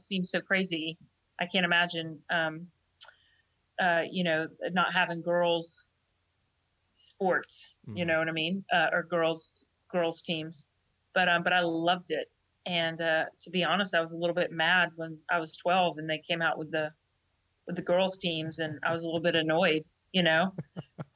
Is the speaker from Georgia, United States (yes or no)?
yes; Georgia, United States; moved away as an adult; also born or lived in Jacksonville, Alabama; I grew up in Georgia.